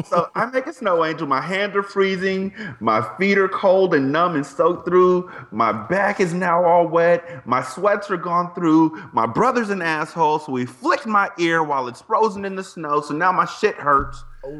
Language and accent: English; United States; I'm an American